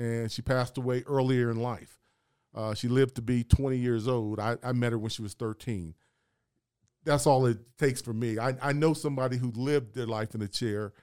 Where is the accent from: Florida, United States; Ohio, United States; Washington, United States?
Ohio, United States; Columbus; I'm from Columbus, Ohio